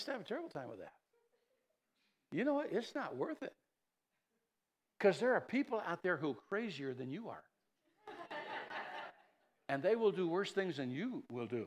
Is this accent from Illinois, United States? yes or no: yes; East Chicago Heights, Illinois, United States; moved away; I grew up in East Chicago Heights for a while.